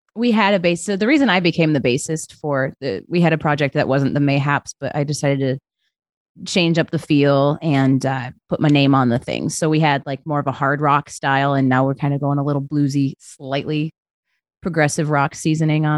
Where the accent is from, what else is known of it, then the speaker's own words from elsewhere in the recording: Grand Rapids, Michigan, United States; my hometown of Grand Rapids